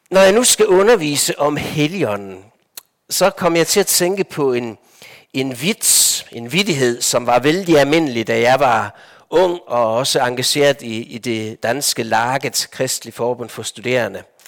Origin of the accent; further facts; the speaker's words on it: Denmark; moved away as an adult; also born or lived in Copenhagen / Lofoten; Jeg er vokset op i Danmark